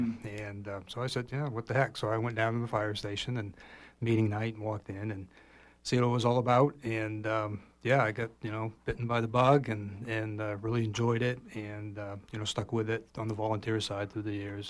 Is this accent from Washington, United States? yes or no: no; Mount Desert, Maine, United States; moved away as an adult; I was released from active duty military, moved back to my hometown, down on MDI.